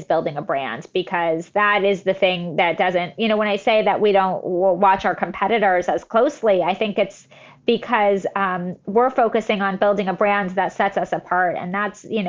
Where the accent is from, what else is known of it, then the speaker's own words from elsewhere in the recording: the Valley, California, United States; I grew up in the Valley, which is nothing like a farm